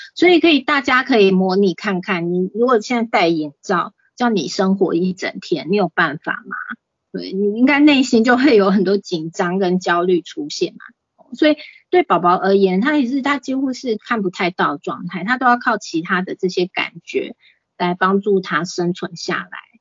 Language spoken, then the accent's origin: Chinese; Taipei, Taiwan; also born or lived in Pingtung; 我在台北出生，然后是送到屏东，就是给我阿姨带这样子